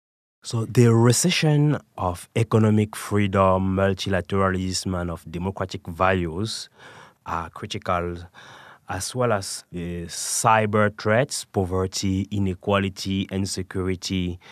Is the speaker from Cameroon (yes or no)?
yes; Cameroon; also born or lived in France / Canada / United Kingdom; now in United States; I was born in Cameroon and raised in Cameroon, France, Canada, before coming to the United States and spent some time in the United Kingdom as well.